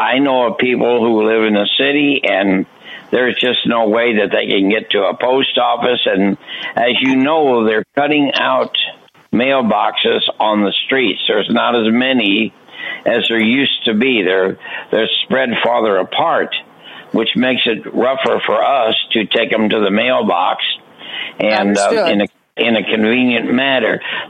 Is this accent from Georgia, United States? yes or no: no; St. Louis, Missouri, United States; I'm from St. Louis, Missouri, and I'm with the United Workers for the Blind here in Missouri